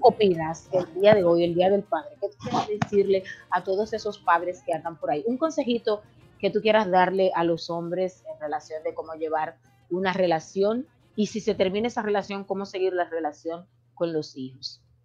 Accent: Dominican Republic; now in United States; representar a nuestro país el día 5 de julio en las votaciones dominicanas

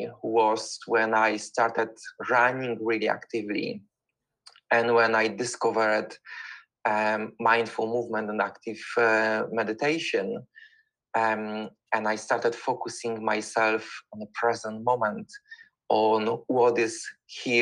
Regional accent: Poland; moved away as an adult; now in London, United Kingdom; I'm originally from Poland, but for the past 21 years, I was living in the United Kingdom. I'm living in the United Kingdom and in London.

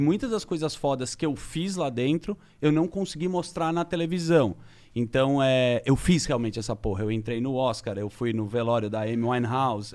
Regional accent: Brazil; eu sou do Brasil, eu trabalho num programa de TV

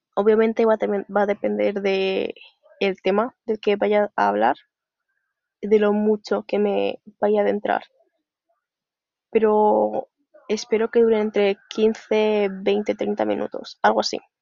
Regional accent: Zaragoza, Aragon, Spain; soy de Zaragoza

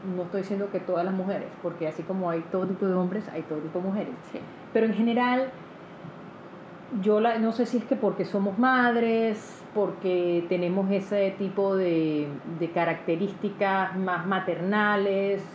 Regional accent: Panama

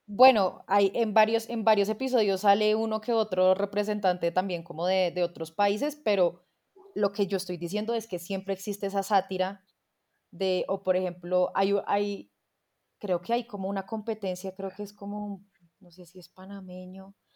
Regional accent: Colombia; el hecho de ser colombianos

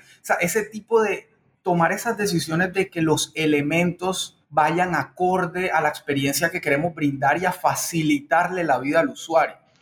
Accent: Barranquilla, Atlántico, Colombia; moved away; mi ciudad de origen, la Barranquilla, Curramba, La Arenosa

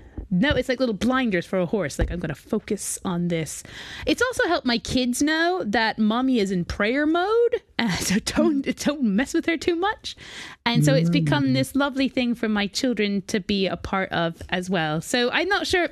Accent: United States; moved away; also born or lived in New York; I am from America

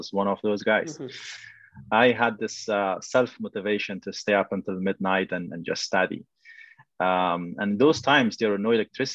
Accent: Kabul, Afghanistan; now in Vancouver, Canada; I was born in Afghanistan, in Kabul

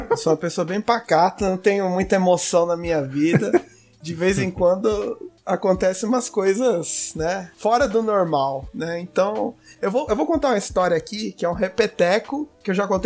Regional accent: Brazil; Mas a gente é brasileiro, cara, a gente não desiste.

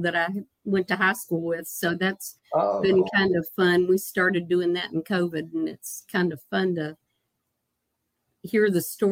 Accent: Broadway, Virginia, United States; born or raised there; also born or lived in Richmond, Virginia

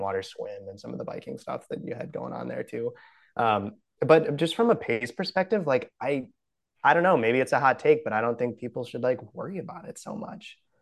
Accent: Brookfield, Wisconsin, United States; moved away; I'm from Brookfield, Wisconsin originally

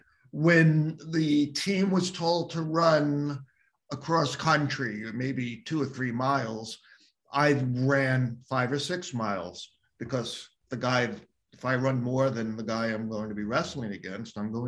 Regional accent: Long Island, New York, United States; I'm a native New Yorker, grew up on Long Island

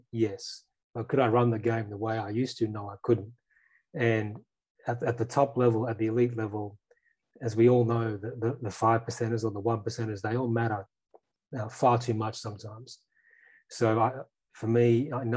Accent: regional Queensland, Australia; I grew up in regional Queensland

